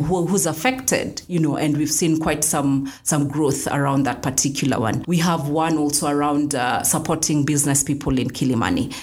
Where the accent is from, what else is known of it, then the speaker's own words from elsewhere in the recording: Kenya; And I'm a Kenyan. And I love being a Kenyan